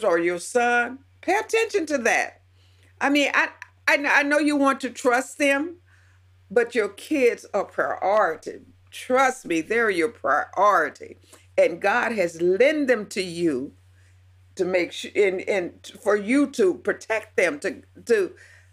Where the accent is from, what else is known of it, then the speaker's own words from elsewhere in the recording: the South, United States; Now I'm 70 years old and I grew up in the South, and part of the poor South